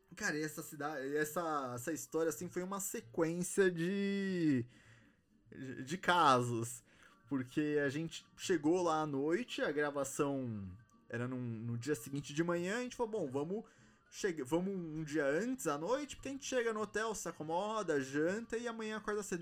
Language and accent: Portuguese; São Paulo, Brazil; a gente é de São Paulo, a gente veio pra cá a trabalho